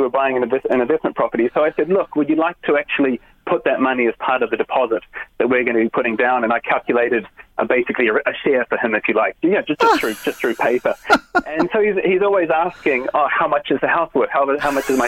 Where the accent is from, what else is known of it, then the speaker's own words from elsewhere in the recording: New Zealand; now in Ireland; I'm from New Zealand originally